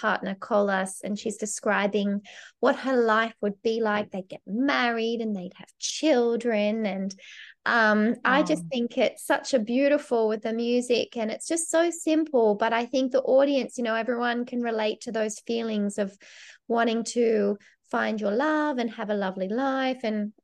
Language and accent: English; Australia; moved away as an adult; now in Glasgow, United Kingdom; Being Australian